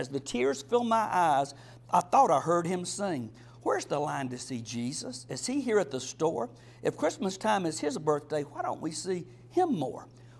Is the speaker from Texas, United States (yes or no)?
no; South Georgia, United States; also born or lived in Lynchburg, Virginia; I'm from South Georgia. My wife is from Florida.